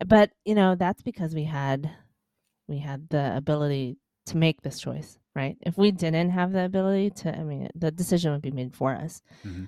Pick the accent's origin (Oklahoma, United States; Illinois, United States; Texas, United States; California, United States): Illinois, United States; Chicago; moved away as an adult; now in Los Angeles, United States; I was born and raised in Chicago.